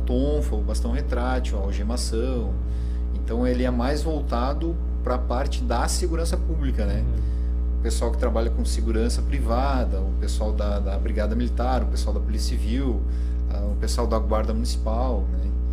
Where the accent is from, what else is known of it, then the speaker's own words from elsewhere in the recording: Santana do Livramento, Rio Grande do Sul, Brazil; eu já nasci em Santana do Livramento